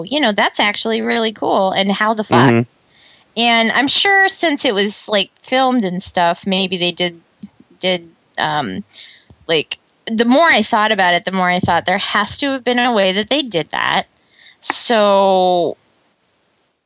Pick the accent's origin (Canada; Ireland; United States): United States; Omaha, Nebraska; growing up in Omaha and being different